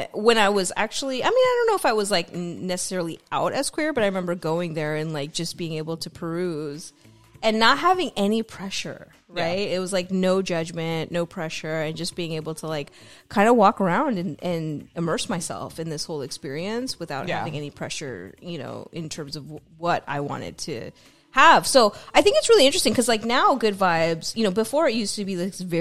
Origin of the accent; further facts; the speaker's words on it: San Francisco, California, United States; growing up in San Francisco. Like I remember going to farmers markets in North Beach